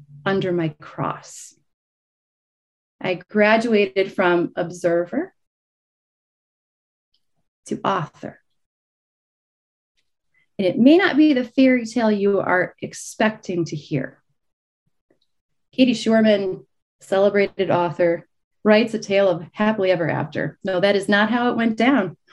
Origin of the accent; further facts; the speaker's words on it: Illinois, United States; moved away as an adult; also born or lived in Dallas, Texas; I'm born and raised in Illinois.